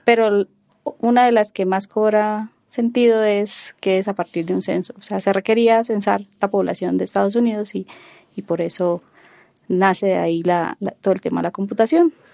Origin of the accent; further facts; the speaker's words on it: Cúcuta, Norte de Santander, Colombia; moved away as an adult; also born or lived in Bogotá, Colombia / Girona, Spain; yo soy bogotana, aunque no lo parezca. Eh, me dedico, soy ingeniero de sistemas. Eh, desde pequeña me fui a vivir a, Cúcuta